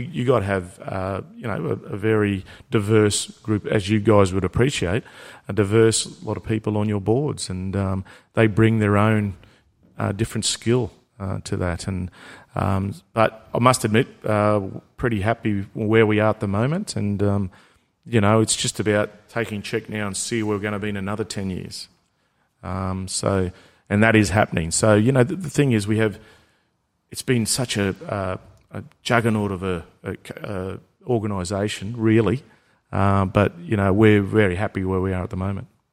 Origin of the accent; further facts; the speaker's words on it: Murgon, Queensland, Australia; I was from Mergen